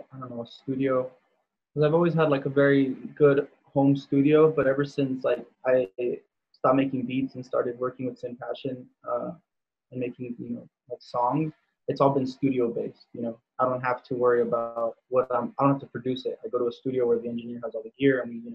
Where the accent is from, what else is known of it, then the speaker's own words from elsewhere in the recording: Pomona, California, United States; now in Glen Avon, United States; I'm from Pomona